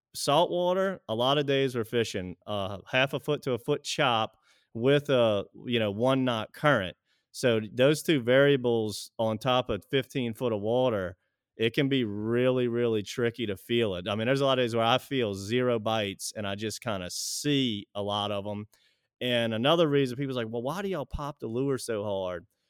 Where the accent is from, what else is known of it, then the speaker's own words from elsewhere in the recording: Pearl River, Louisiana, United States; I was, uh, born and raised in Pearl River, Louisiana